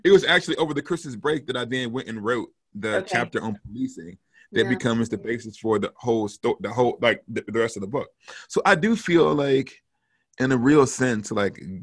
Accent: the South, United States; moved away; also born or lived in St Andrews, Scotland; I grew up in the South in an all Black context

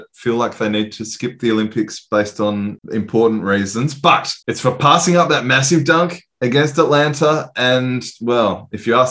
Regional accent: Australia; being Aussies

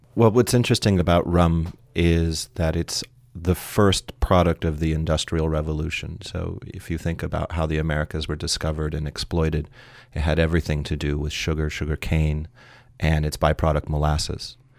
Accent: San Francisco, California, United States; I'm originally from San Francisco

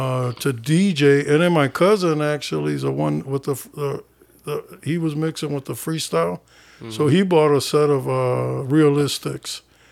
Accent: Rockford, Illinois, United States; I grew up on the Southside.

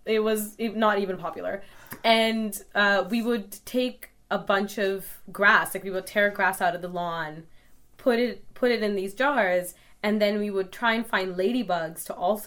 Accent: Calgary, Alberta, Canada; what it was like growing up in Calgary

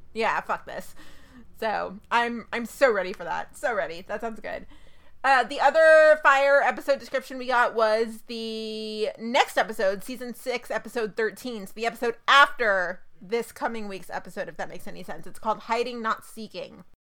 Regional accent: Dallas, Texas, United States; my hometown teams

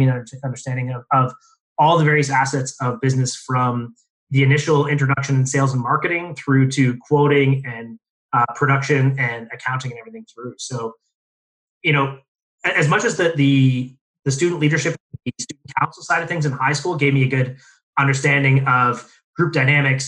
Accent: Windsor, Ontario, Canada; also born or lived in Toronto / Vancouver; I was born and raised in Windsor, Ontario

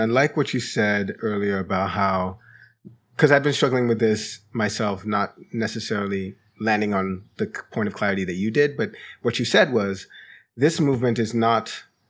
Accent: Jamaica; also born or lived in London; now in United States; haven't seen in my lifetime in the United States, and I haven't spent my whole life here. You know, I immigrated from Jamaica. Mm. I lived some time in London, but in my time in the United States

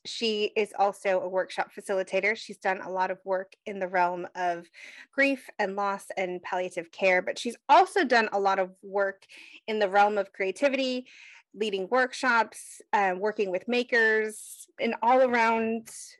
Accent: United States; I'm very American that way.

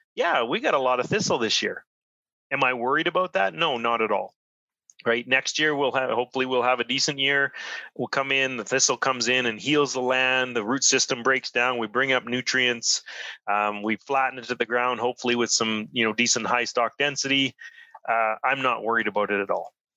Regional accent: Saskatchewan, Canada; now in Edmonton, Canada; I'm originally from Saskatchewan

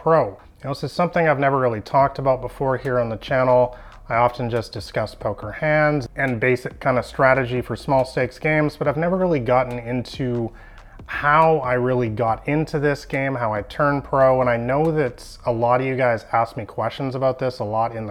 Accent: Vancouver, British Columbia, Canada; I'm from Vancouver, Canada

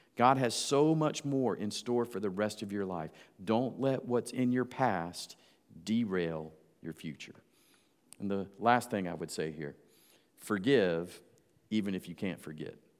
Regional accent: Georgia, United States; moved away; also born or lived in Jacksonville, Florida; my hometown back in Georgia.

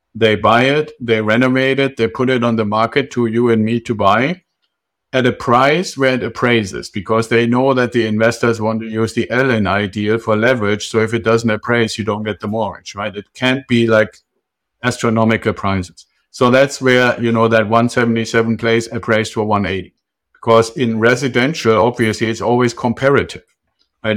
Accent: Germany; moved away; I'm originally from Germany.

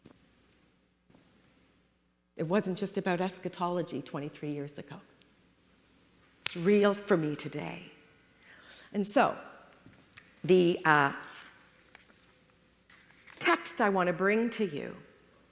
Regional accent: Toronto, Ontario, Canada; moved away as an adult; now in United States; when the four of us moved from Canada, we're from Toronto, to the U.S. 23 years ago

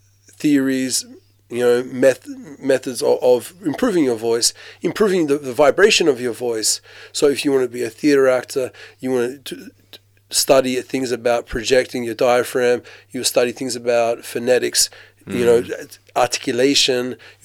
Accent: Australia; there's not that many Muslims where I grew up in Australia. I was the only Muslim in my school, basically. Me and my brothers were the only Muslims in our school.

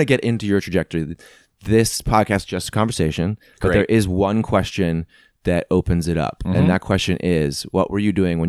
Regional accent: Missouri, United States; I'm from the Midwest, Missouri.

